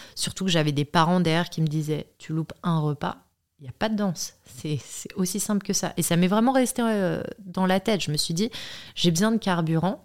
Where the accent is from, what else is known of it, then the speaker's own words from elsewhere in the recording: Paris, Île-de-France, France; also born or lived in Chambray-lès-Tours; je viens de Paris, je suis née à Chambray-les-Tours